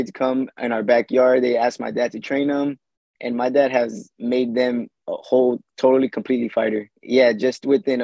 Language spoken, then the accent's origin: English; Fontana, California, United States; We mostly grew up in Fontana, California